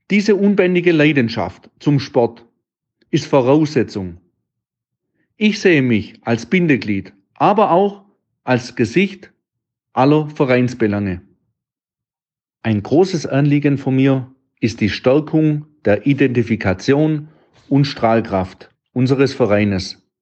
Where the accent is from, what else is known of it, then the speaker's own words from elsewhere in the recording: Baden-Württemberg, Germany; accent: Swabian; Wie man es meinem Dialekt entnehmen kann, ich bin ein stolzer Schwab.